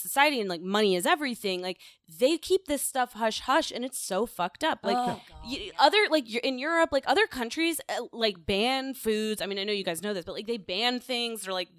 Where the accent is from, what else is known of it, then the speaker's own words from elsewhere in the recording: Florida, United States; And I grew up in Florida.